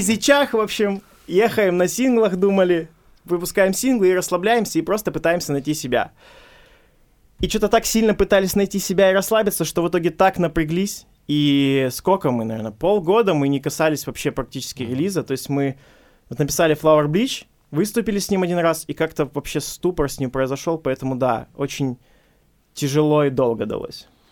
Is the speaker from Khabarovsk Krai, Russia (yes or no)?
yes; Khabarovsk, Khabarovsk Krai, Russia; Мы ребята из Хабаровска, эфир из Хабаровска